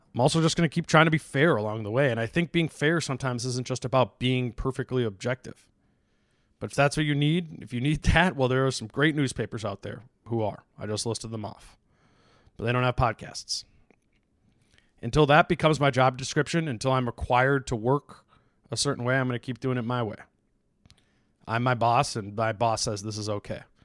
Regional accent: Hopkins, Minnesota, United States; I grew up in Hopkins

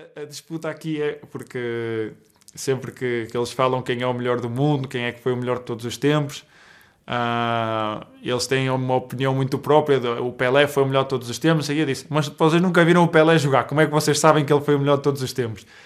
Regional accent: Portugal; eu sendo português

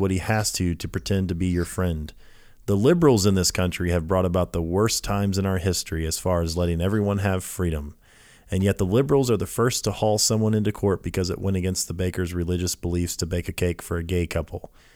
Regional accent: Lafayette, Louisiana, United States; moved away; I grew up in Louisiana as a kid

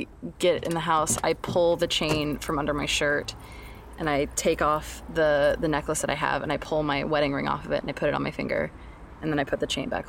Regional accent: Washington, United States; I'm originally from Washington.

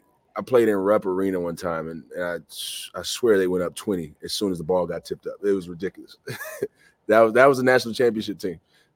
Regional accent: the South, United States; Obviously, I grew up in the South, and I was only really familiar with the SEC

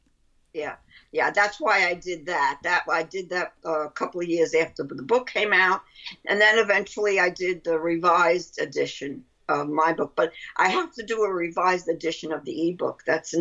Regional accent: Brooklyn, New York, United States; accent: Brooklyn; That's my Brooklyn accent.

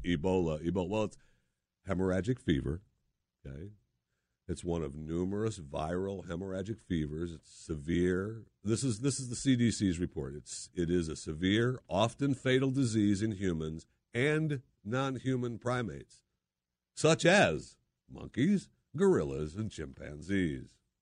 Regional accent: Saginaw, Michigan, United States; moved away; also born or lived in Philadelphia, Pennsylvania; I was born in Saginaw, Michigan

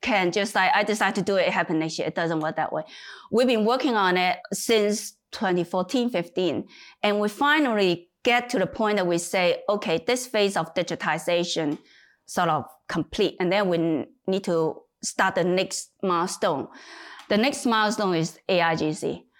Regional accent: Hong Kong; moved away as an adult; also born or lived in United Kingdom; now in China; I was born in China, but moved to Hong Kong when I was nine.

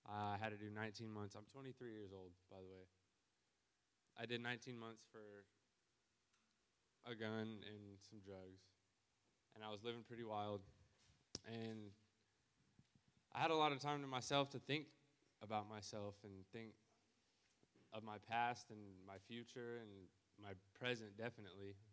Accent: Garden City, Kansas, United States; I'm from Garden City, Kansas.

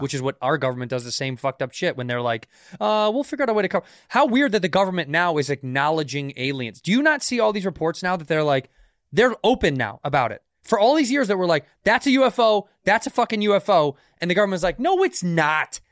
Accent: United States; I'm American, but I'm also Irish

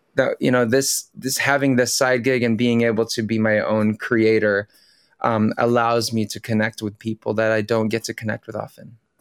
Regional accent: California, United States; born or raised there; first language Tagalog; English is a second language; also born or lived in Manila, Philippines; now in New York City, United States

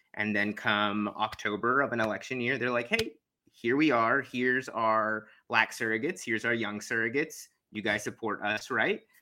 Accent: Houston, Texas, United States; I'm from Houston, Texas, and there's a massive Muslim community there

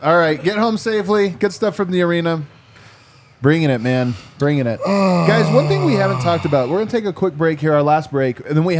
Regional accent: Commerce City, Colorado, United States; I'm from Commerce City

